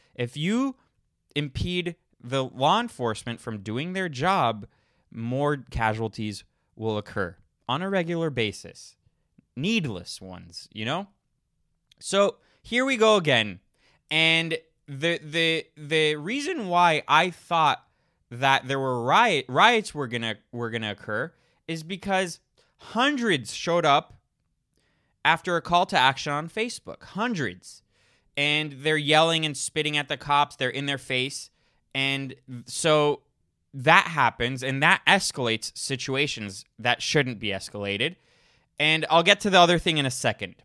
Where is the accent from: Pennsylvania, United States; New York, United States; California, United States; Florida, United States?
Florida, United States; moved away; I grew up in Florida